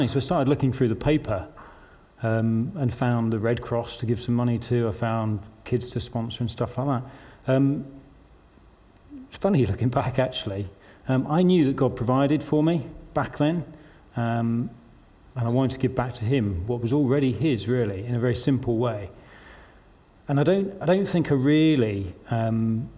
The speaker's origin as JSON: {"language": "English", "region": "London", "country": "United Kingdom", "also_born_or_lived": "Newcastle", "moved": "as an adult", "said": "I was from London"}